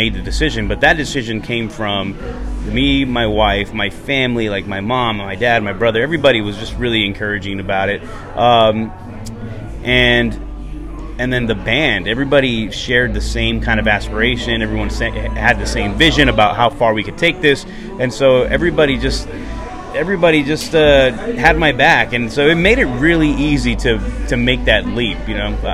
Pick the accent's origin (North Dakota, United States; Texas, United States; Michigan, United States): Texas, United States; moved away; also born or lived in Las Cruces, New Mexico; Growing up in Texas